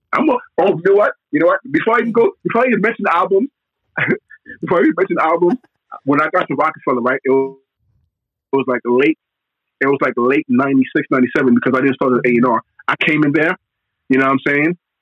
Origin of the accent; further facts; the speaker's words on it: New York City, New York, United States; I'm from Brooklyn, Brooklyn, New York